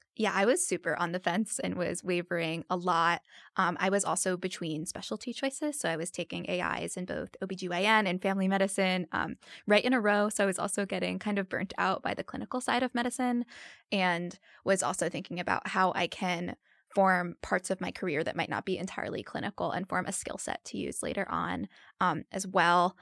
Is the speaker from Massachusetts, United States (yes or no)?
no; New Jersey, United States; moved away as an adult; also born or lived in Alabama / Asheville, North Carolina; now in North Carolina, United States; I'm originally from New Jersey